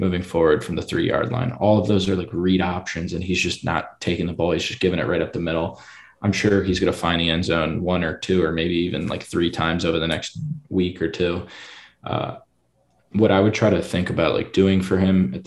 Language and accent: English; Philadelphia, Pennsylvania, United States; my hometown, Philadelphia